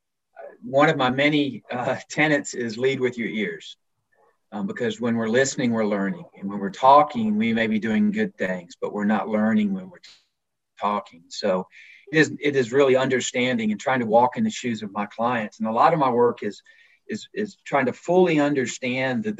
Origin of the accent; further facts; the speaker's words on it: Alabama, United States; moved away as an adult; also born or lived in Virginia, United States / Netherlands; a guy like myself that was born and raised in Virginia, spent most of my formative years in Alabama